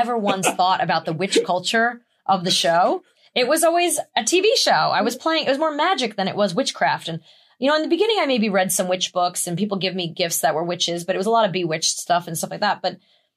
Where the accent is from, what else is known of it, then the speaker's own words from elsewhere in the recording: New York, United States; being a New Yorker